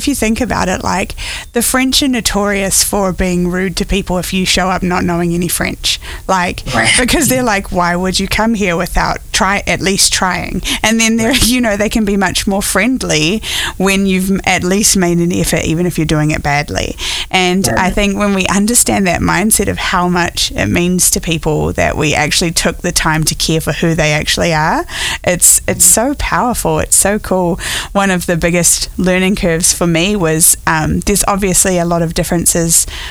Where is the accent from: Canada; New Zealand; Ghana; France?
New Zealand; born or raised there; now in United States